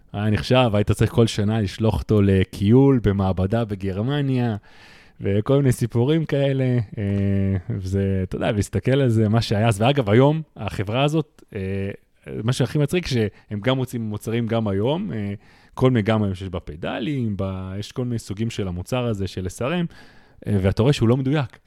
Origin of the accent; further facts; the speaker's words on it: Russia; now in Israel; אני כרוסי